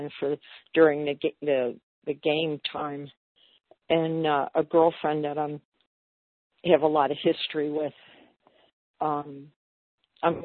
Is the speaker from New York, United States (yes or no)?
no; Cincinnati, Ohio, United States; moved away; Cincinnati, which is my first leg of my journey, that's my hometown